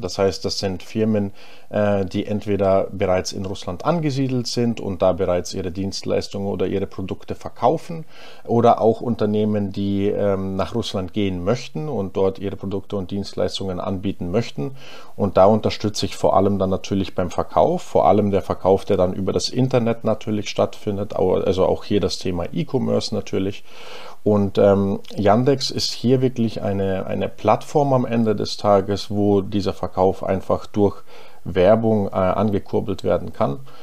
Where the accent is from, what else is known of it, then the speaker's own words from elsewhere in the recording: Ingolstadt, Bavaria, Germany; first language German; also born or lived in Unna, North Rhine-Westphalia; ich komme ursprünglich aus, äh, aus Ingolstadt. Äh, das heißt, im, im tiefsten Oberbayern bin ich da aufgewachsen